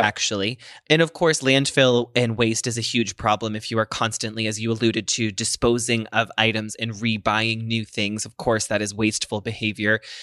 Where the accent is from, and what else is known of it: United States